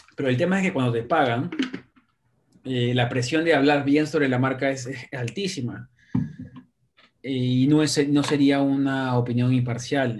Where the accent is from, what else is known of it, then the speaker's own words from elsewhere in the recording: Lima, Peru; now in New York City, United States; soy peruano de nacimiento, limeño